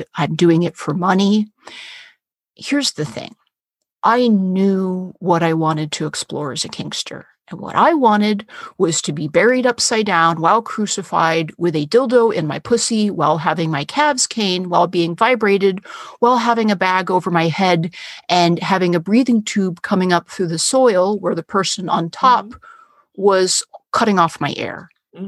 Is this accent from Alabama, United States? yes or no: no; San Francisco, California, United States; I was born in San Francisco